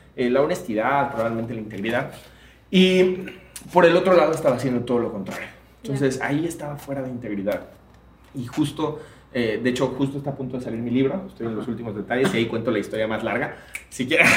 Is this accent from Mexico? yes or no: yes; Mexico